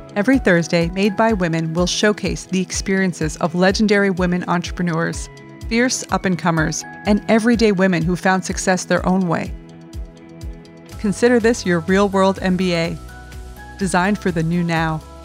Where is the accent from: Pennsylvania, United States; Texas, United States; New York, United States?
New York, United States; New York City; a friend who I grew up with in Brooklyn